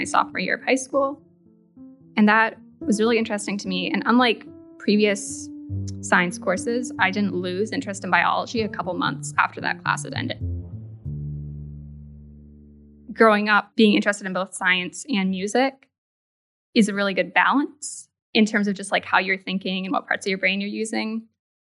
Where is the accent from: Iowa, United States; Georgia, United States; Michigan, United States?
Michigan, United States; Grand Rapids; I was born and raised in Grand Rapids, Michigan